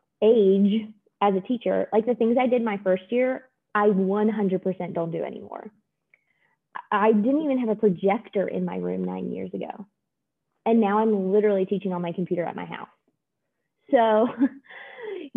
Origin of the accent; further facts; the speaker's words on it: Maryland, United States; moved away as an adult; also born or lived in North Carolina; now in Georgia, United States; I grew up in Maryland